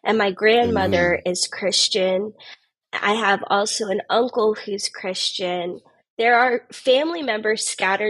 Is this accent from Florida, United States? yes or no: yes; Tampa, Florida, United States; I was born and raised in Tampa, Florida